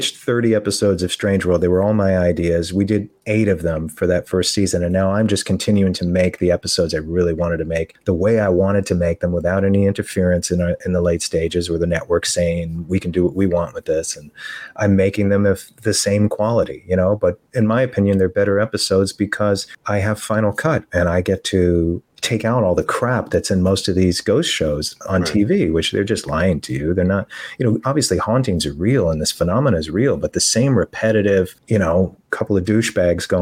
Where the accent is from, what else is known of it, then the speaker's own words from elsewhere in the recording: New York, United States; now in Florida, United States; I grew up in New York